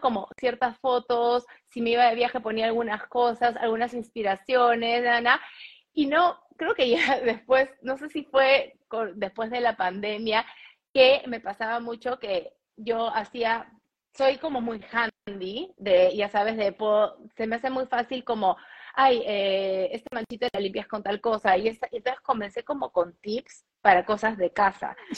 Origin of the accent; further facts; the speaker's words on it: Peru; moved away as an adult; also born or lived in New York, United States; now in Miami, United States; Yo crecí en Perú, o sea, nací en Perú, crecí en Perú, estudié en Perú y trabajé en Perú